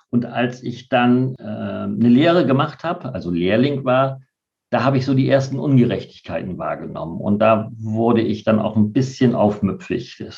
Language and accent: German; Bremen, Germany; was macht für dich Bremen aus? Also altmodischer Begriff, das ist meine Heimat tatsächlich. Mhm. Ich fühle mich total wohl hier.